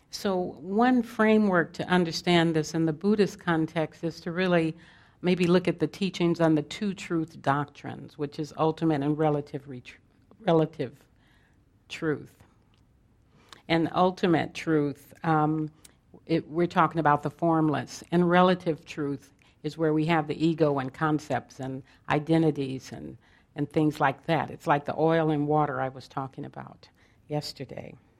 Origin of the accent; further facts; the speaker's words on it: Los Angeles, California, United States; I was born in South Central Los Angeles in the, in the heat of the civil rights and Black Panther movements